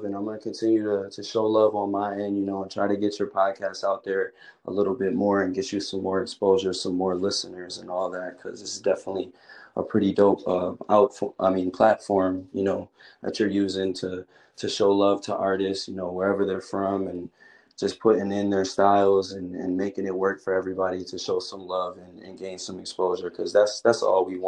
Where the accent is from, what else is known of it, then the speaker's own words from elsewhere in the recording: Buffalo, New York, United States; moved away as an adult; now in Florida, United States; I'm from Buffalo, New York